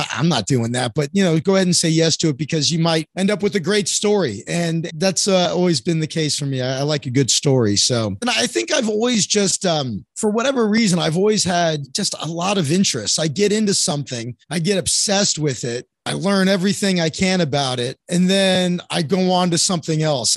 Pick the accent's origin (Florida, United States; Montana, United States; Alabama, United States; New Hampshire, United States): Florida, United States; North Miami Beach; moved away as an adult; also born or lived in Orlando / New York / Chicago; now in Santa Monica, United States; I was born and raised in North Miami Beach, Florida.